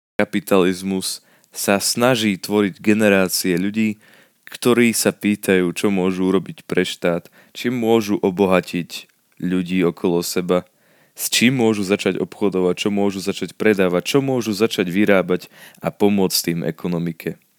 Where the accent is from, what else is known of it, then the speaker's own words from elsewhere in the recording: Slovakia; u nás v Československu